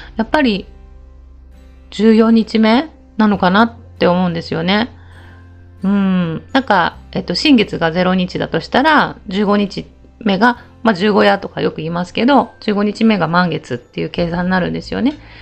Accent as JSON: {"language": "Japanese", "region": "Okayama", "country": "Japan", "said": "私たち岡山県人が"}